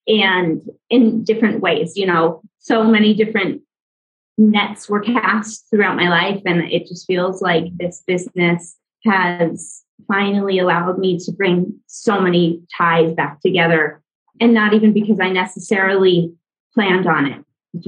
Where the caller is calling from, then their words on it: Antigua, Sacatepéquez, Guatemala; I'm tuning in from Antigua, Guatemala.